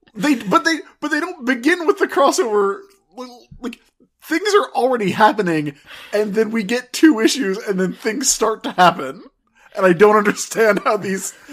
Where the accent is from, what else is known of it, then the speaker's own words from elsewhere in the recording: South Carolina, United States; I'm from South Carolina.